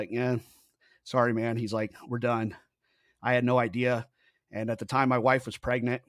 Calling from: Kingwood, Texas, United States; I am in Kingwood, Texas, which is about 30 minutes directly north of Houston, Texas.

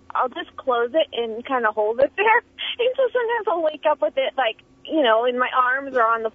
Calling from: Auburn, United States

